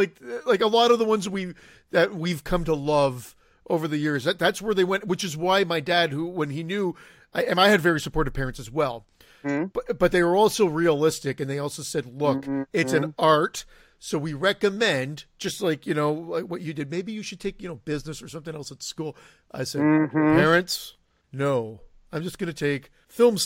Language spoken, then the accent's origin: English; Canada; I'm Canadian